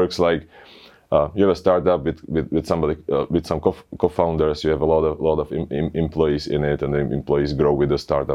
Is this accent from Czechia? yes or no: yes; Czechia; We're from the Czech Republic